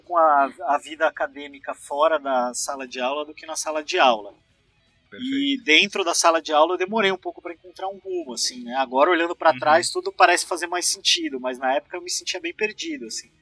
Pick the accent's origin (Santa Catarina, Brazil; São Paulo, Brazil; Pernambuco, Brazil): São Paulo, Brazil; moved away as an adult; also born or lived in Florianópolis; Eu sou de São Paulo e aí de repente eu estava sozinho na minha cidade natal, na casa dos meus pais.